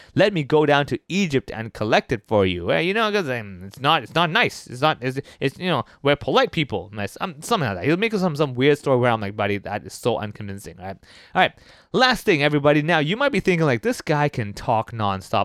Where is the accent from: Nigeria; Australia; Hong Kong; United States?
Hong Kong; someone like myself who was born and raised in Hong Kong